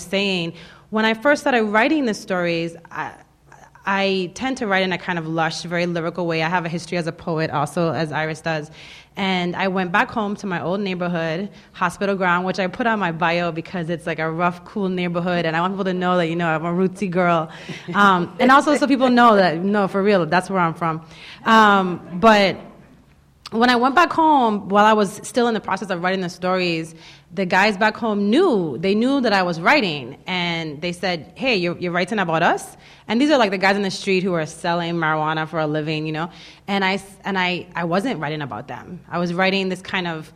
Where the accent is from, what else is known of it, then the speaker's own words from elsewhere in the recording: U.S. Virgin Islands; moved away; I grew up in the Virgin Islands, and we are a territory officially of the United States